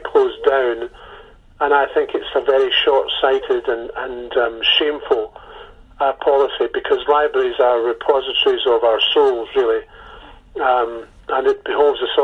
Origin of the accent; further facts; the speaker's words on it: Campbeltown, Scotland, United Kingdom; I grew up in Campbelltown in the 70s